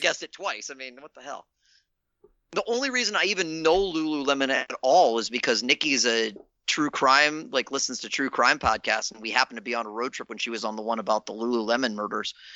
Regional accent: Virginia, United States; I grew up in Virginia

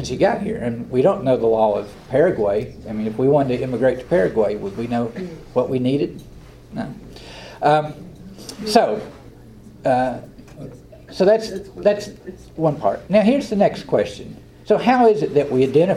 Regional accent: Southern Appalachia, United States; accent: Southern Appalachian; I talk like I'm from Southern Appalachia. It's hard to duplicate this kind of dialect

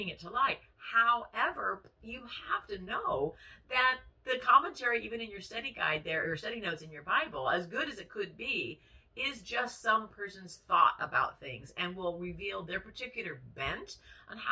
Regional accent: United States; we are American, Western, 21st century women

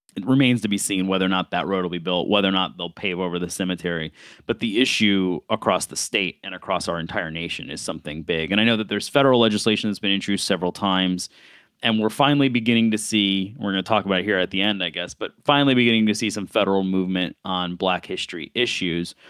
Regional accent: Buffalo, New York, United States; growing up in Buffalo

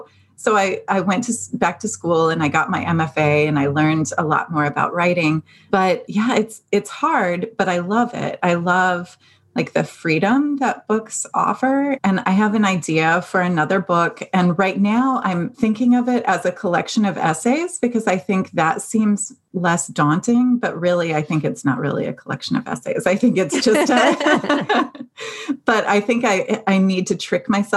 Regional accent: Dayton, Ohio, United States; moved away as an adult; also born or lived in Cincinnati, Ohio; now in California, United States; me growing up in Dayton, Ohio

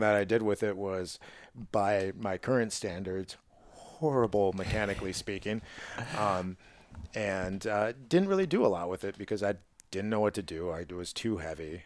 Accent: Midwest, United States; as a Midwesterner

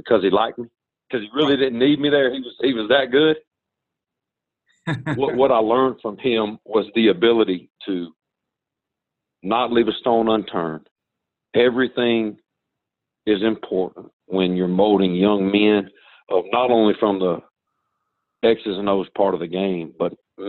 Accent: Sandersville, Georgia, United States; moved away as an adult; also born or lived in Muncie, Indiana; I grew up in Sandersville, Georgia

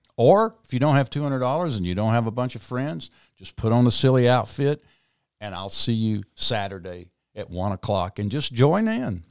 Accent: South Mississippi, United States; moved away; also born or lived in New Orleans, Louisiana; I grew up in South Mississippi

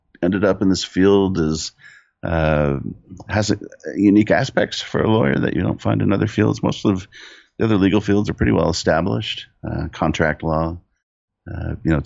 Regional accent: Southern California, United States; I grew up in Southern California. I still live there now. I'm in San Diego

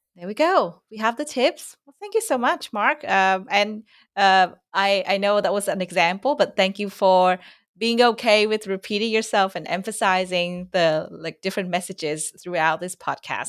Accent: Vietnam; accent: Vietnamese; first language Vietnamese; English is a second language; my mother tongue Vietnamese

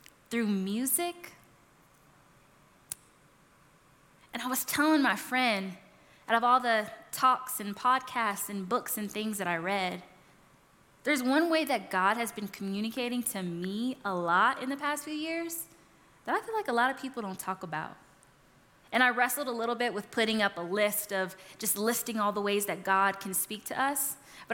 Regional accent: California, United States; now in Colorado, United States; I'm from California

